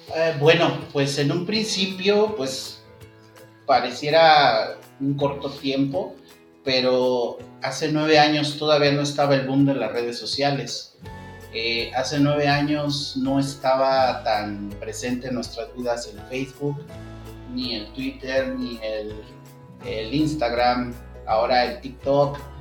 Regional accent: Mexico City, Mexico; also born or lived in Cancún; yo soy de la Ciudad de México, entonces pues surgió nuevamente la, la, inquietud de volver a, a mi ciudad

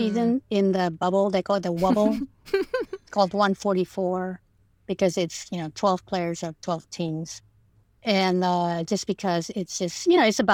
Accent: Indonesia; first language Indonesian; English is a second language; moved away; I grew up in Indonesia

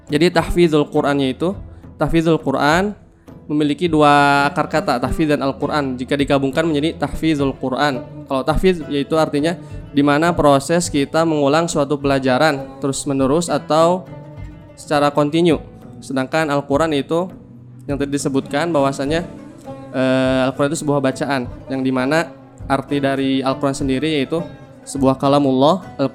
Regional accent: Bandung, West Java, Indonesia; saya asli dari Bandung, kan tetapi domisili di Kabupaten Bandung Barat ya.

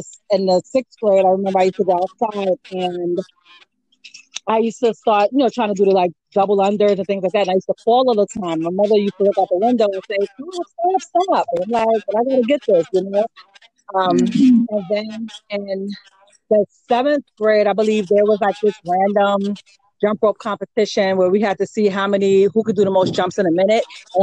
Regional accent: New York City, New York, United States; I was born in the Bronx, partially raised there. And then I started going to school in Harlem

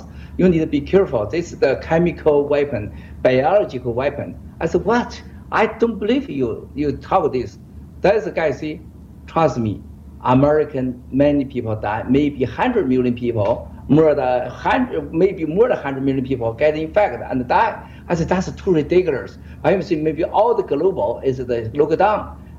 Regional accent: Wuhan, Hubei, China; English is a second language; Because me, I talk early, loud for Chinese. We are from Wuhan, Hubei.

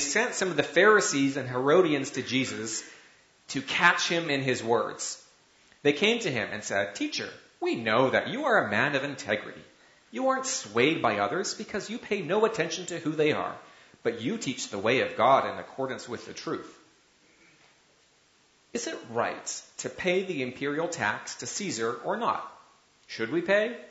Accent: Canada; as a Canadian

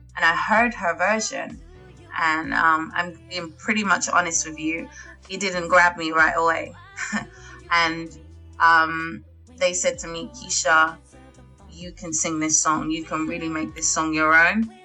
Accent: London, United Kingdom; I'm born and raised in North London

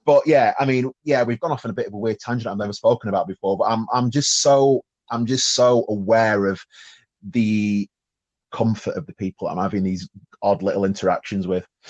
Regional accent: Sheffield, Yorkshire and the Humber, United Kingdom; I am from Sheffield

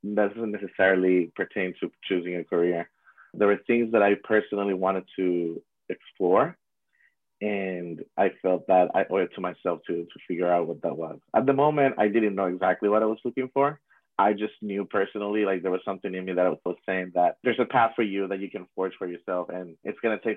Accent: Puerto Rico; I am from Puerto Rico, born and raised

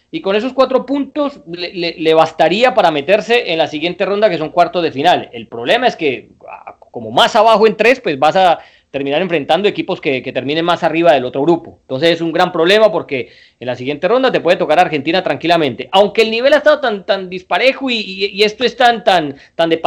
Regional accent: Colombia; nosotros en Colombia

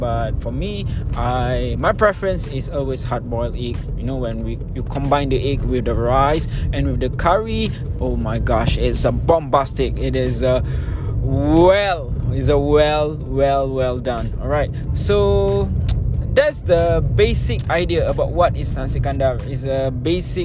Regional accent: Kuala Lumpur, Malaysia; I was born in KL, I grew up in KL, and now I am based in KL

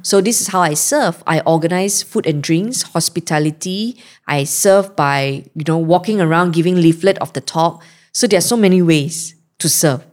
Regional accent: Malaysia; born or raised there

